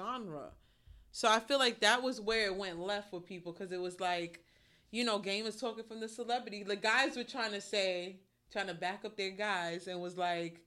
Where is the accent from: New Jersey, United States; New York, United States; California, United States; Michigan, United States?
New York, United States; we're from New York